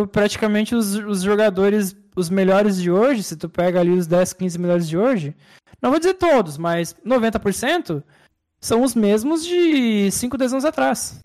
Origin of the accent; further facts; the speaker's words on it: Brazil; como brasileiro